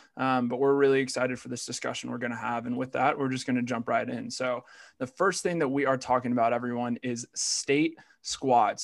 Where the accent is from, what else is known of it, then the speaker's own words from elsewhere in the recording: Virginia, United States; I'm from Virginia